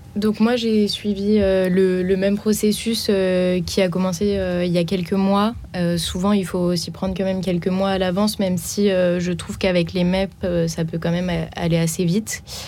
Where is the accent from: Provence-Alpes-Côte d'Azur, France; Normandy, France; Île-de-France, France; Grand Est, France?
Grand Est, France; Reims; moved away as an adult; now in Paris, France; je suis originaire de Reims